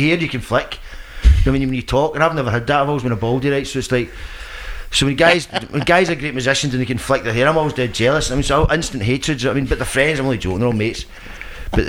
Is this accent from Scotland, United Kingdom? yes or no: yes; Scotland, United Kingdom; I'm from Scotland